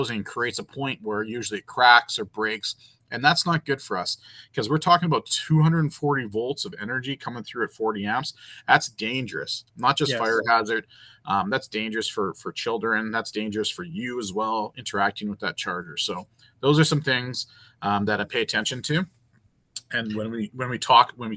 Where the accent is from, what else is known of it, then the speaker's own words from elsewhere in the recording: Canada; being a Canadian